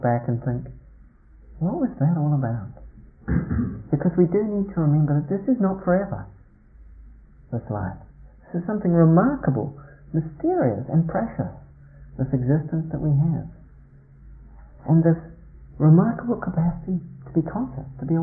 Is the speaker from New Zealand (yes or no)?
yes; New Zealand; moved away; When I was a teenager growing up in New Zealand, as I did in the country